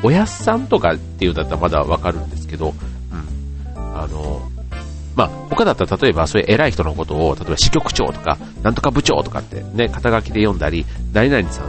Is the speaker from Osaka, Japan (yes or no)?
yes; Osaka, Japan; now in Chiba, Japan; 関西に、大阪に生まれた宿命としてね